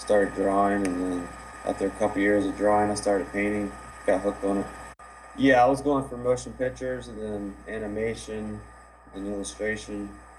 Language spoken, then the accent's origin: English; Virginia, United States; In Virginia.